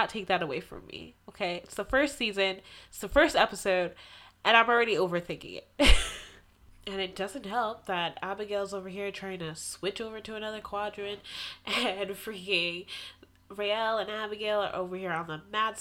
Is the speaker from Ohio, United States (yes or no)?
no; Massachusetts, United States; Massachusetts, my hometown